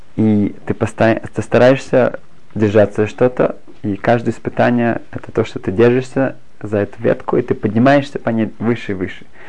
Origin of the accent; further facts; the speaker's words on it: Germany; moved away as an adult; also born or lived in Berlin; now in Israel; я сам из Германии